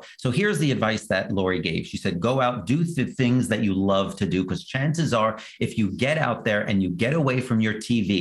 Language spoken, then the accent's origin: English; New York City, New York, United States; also born or lived in Manhattan, New York City; Born and raised in Brooklyn until I was in my 20s.